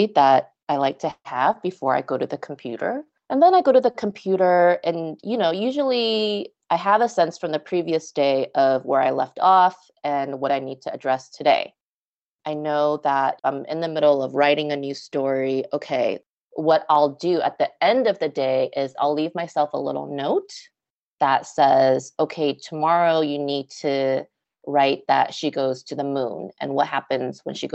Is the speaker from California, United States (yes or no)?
yes; Los Angeles, California, United States; also born or lived in Las Vegas, Nevada; settle back into LA where I'm from